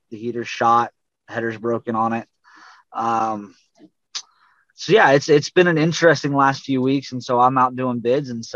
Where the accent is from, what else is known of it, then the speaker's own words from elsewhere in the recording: Colorado, United States; now in Texas, United States; I grew up in Colorado